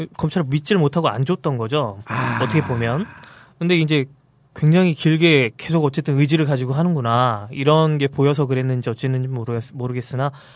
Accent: Incheon, South Korea; 저는 인천이에요.

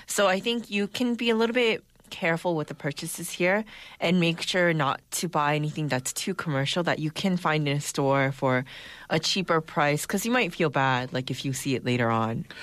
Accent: United States; now in Seoul, South Korea; growing up in the States

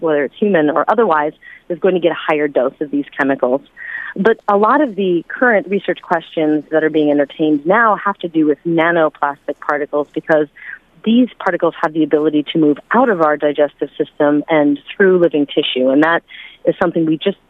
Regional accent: United States; also born or lived in China; as an American citizen

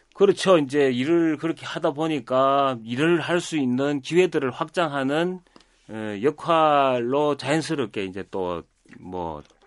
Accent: Busan, South Korea; 태어나고 자란 곳은 다 부산인데

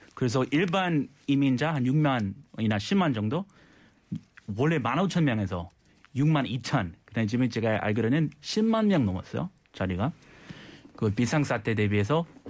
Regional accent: California, United States; Korean is a second language; now in South Korea; 저희 고향 캘리포니아

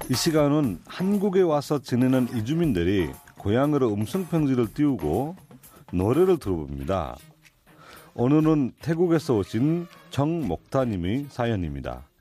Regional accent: Nepal; Korean is a second language; now in South Korea; 아, 제가 네팔에서 왔는데요.

